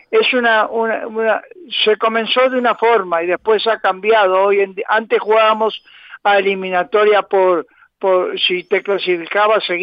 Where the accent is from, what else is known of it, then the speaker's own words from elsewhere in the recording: Uruguay; now in Madrid, Spain; llevo 61 años en Madrid y por lo tanto eh, me siento tan madrileño como los demás, tan español como los demás, sigo siendo uruguayo naturalmente